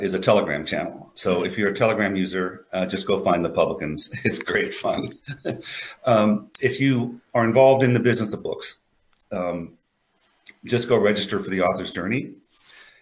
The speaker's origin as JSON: {"language": "English", "country": "United States", "said": "I'm an American"}